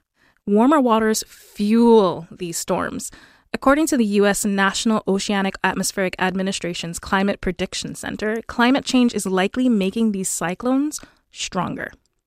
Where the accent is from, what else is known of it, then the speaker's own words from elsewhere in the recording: Jamaica; now in Canada; Yeah, so I moved to Canada from Jamaica in 2009, but a lot of my family still lives in the Caribbean